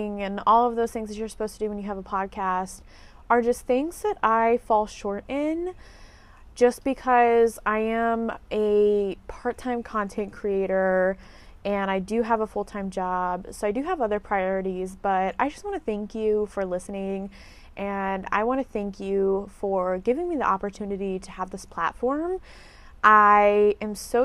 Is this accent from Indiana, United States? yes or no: yes; Indiana, United States; moved away as an adult; also born or lived in Texas / Fort Wayne, Indiana; now in Florida, United States; I am from Indiana. I lived in Indiana from the age of, I believe I was like one or two when we moved to Indiana from Texas